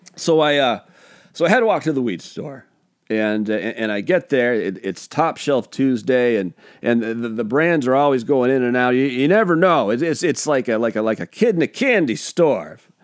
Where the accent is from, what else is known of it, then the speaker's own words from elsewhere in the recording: Pacific Northwest, United States; I'm from the Pacific Northwest